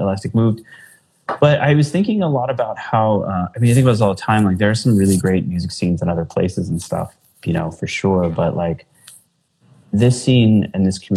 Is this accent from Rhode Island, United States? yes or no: no; New Jersey, United States; moved away as an adult; also born or lived in Philadelphia / New Brunswick, New Jersey; now in Chicago, United States; I'm from New Jersey